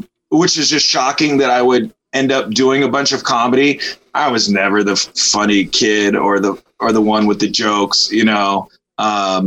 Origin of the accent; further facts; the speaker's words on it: Los Angeles, California, United States; being born and raised in Los Angeles